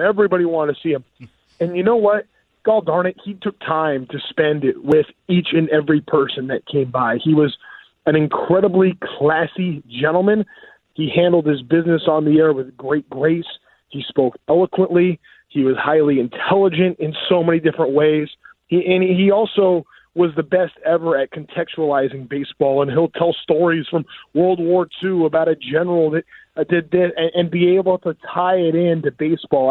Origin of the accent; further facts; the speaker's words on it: Orange County, California, United States; I grew up in Orange County